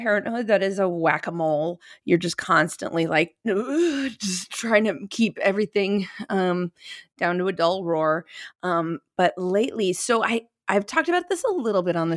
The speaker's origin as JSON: {"language": "English", "region": "Minnesota", "country": "United States", "also_born_or_lived": "New York City", "moved": "yes", "lives_now": "Los Angeles, United States", "said": "I'm from Minnesota, and my mom is from Ohio"}